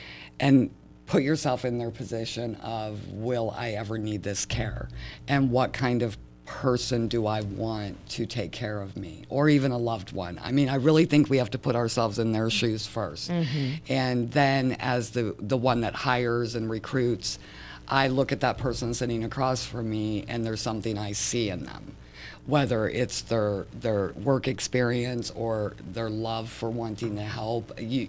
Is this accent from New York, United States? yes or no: no; Michigan, United States; I am from Michigan. I do not like snow.